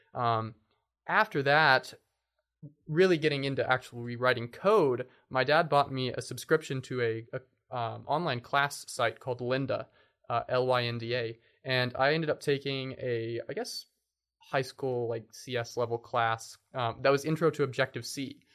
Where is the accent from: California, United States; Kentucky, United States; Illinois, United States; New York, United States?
Kentucky, United States; Lexington; also born or lived in Bowling Green, Kentucky; I was born and raised in Lexington, Kentucky